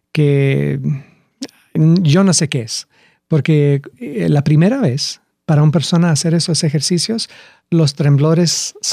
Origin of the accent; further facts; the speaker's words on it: Lima, Peru; Bueno, crecí en Lima. crecí siete años en Lima.